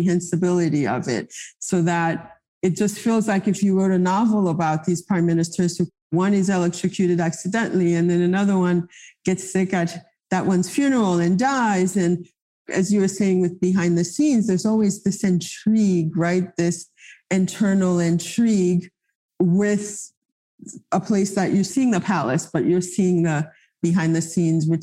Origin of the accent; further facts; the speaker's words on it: Haiti; first language Haitian Creole; English is a second language; also born or lived in New York; now in Miami, United States; I grew up in Haiti at a time where, yes, education was in French